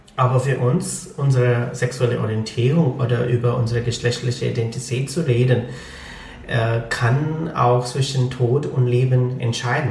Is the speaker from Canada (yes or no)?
no; Lahore, Punjab, Pakistan; first language Punjabi; German is a second language; moved away as an adult; now in Germany; ich bin aus Lahore.